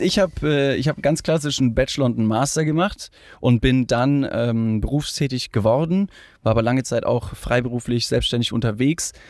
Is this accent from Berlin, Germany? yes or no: no; Ingolstadt, Bavaria, Germany; Äh, ich komme aus Ingolstadt